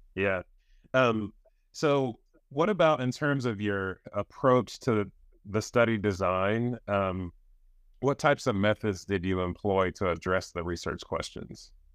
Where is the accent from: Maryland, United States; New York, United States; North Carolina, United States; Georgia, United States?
North Carolina, United States; I'm from North Carolina